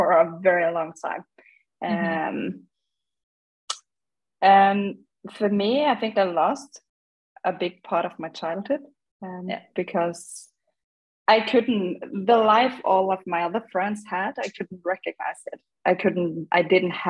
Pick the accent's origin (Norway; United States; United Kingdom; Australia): Norway; I grew up in Norway in a small city